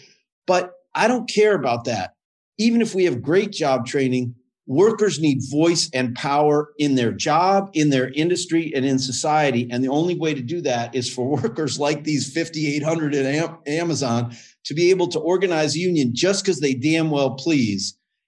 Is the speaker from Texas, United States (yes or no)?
no; Berkley, Michigan, United States; when I grew up in Berkeley, Michigan, in the 60s and 70s